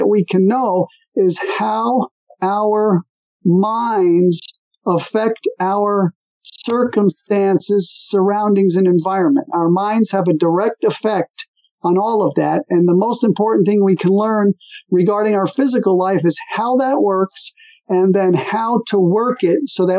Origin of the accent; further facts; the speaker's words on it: New Jersey, United States; moved away as an adult; also born or lived in California; I was born in New Jersey, which is on the East Coast